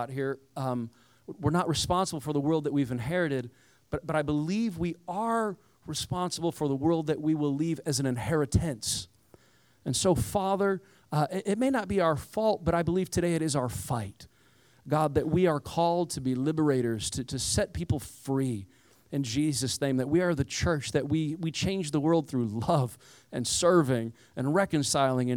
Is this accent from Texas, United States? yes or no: no; Indiana, United States; I grew up around Amish people, so I'm from the cornfields of Indiana. Most of my neighbors were Amish growing up